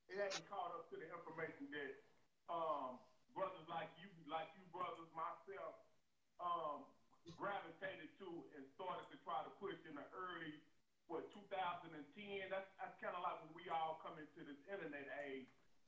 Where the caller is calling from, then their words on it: Texas, United States; I'm calling in from Texas, right?